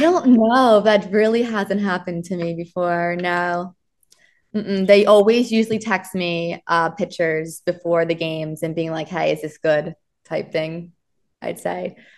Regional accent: Miami, Florida, United States; now in New York, United States; I'm from Florida. I'm from Miami

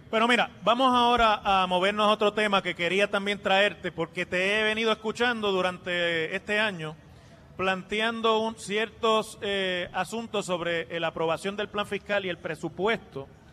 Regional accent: Mayagüez, Puerto Rico; mi pueblo de Mayagüez

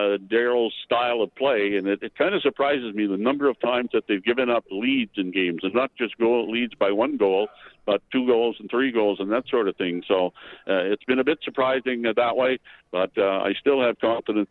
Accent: Campbellton, New Brunswick, Canada; now in Calgary, Canada; I grew up in New Brunswick. Campbell, New Brunswick, my hometown

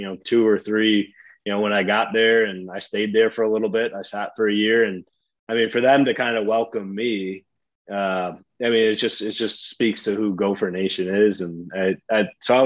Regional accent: Midwest, United States; growing up in the Midwest

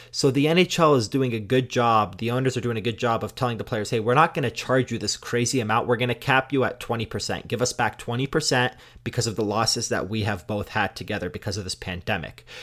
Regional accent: Canada; I'm Canadian

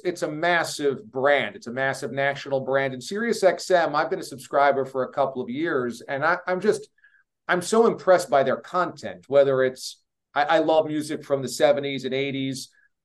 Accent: Hudson Valley, New York, United States; I grew up in the New York area

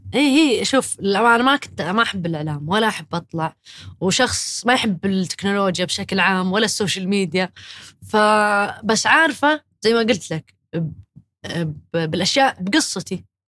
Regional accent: Saudi Arabia; احنا كسعوديين

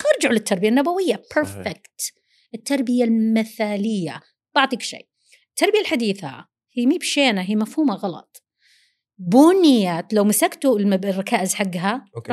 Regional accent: Saudi Arabia; first language Arabic; نحن عرب وسعوديين لغتنا الأولى العربي

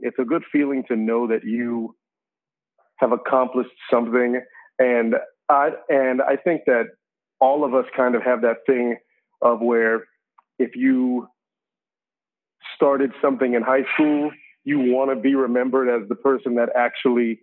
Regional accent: Orlando, Florida, United States; moved away; also born or lived in Georgia; I was born in Georgia, but I never lived there. So from the time I was 3 months old, I was raised in Orlando.

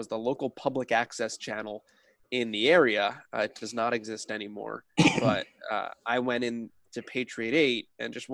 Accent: Clinton, New Jersey, United States; now in Indiana, United States; I'm from New Jersey originally. I grew up in Clinton, New Jersey

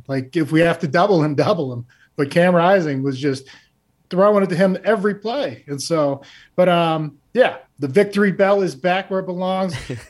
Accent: Maine, United States; I came from Maine and we made the playoffs.

